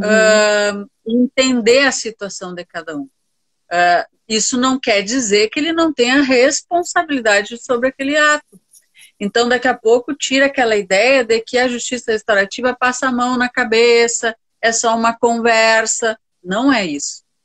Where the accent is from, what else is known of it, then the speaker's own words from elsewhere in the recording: Santa Maria, Rio Grande do Sul, Brazil; E sou de Santa Maria, do, do coração do Rio Grande, nascida e criada